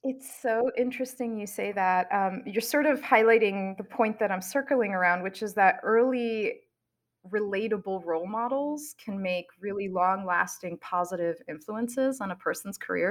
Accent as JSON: {"language": "English", "town": "New York City", "region": "New York", "country": "United States", "tie": "born or raised there", "said": "I grew up in New York City and I really didn't have exposure to scientists"}